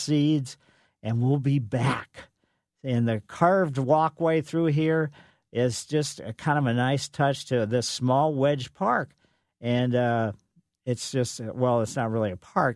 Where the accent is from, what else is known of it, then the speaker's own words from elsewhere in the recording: Ellisville, Missouri, United States; growing up on Maple Lane in Ellisville